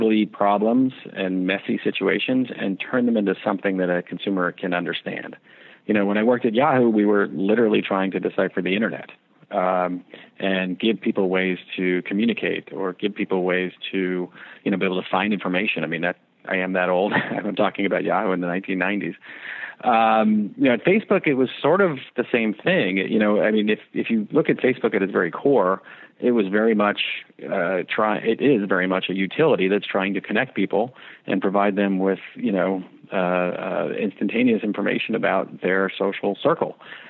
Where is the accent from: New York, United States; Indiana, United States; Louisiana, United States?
New York, United States; I'm from New York